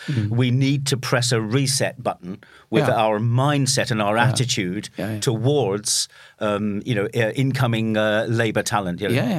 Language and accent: English; United Kingdom; Just as a footnote on that, as … the Brit, as a British guy, and you know that I spend a lot of time there still, but I love my Norwegian time.